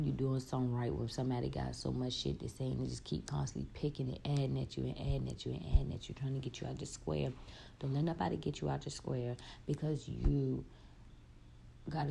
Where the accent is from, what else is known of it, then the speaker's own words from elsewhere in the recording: Richmond, Virginia, United States; I'm from Richmond